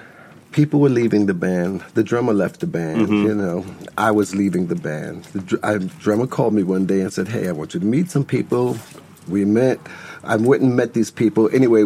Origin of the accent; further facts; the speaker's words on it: New York City, New York, United States; I am not a transplant. I didn't come from someplace else. I am born and raised in New York City, and I grew up right underneath the 59th Street Bridge.